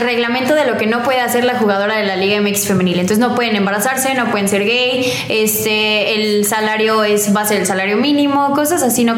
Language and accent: Spanish; León, Guanajuato, Mexico; also born or lived in Colima, Mexico; Este, ya cuando tenía como dos años nos vinimos a, aquí a León